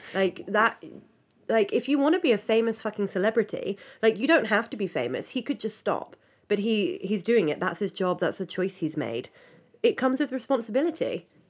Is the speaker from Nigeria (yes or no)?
no; United Kingdom; I'm British